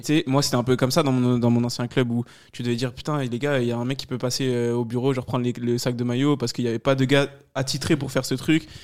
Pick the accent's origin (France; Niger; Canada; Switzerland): France; Paris, Île-de-France; moved away as an adult; now in Thonon-les-Bains, France; je viens de Paris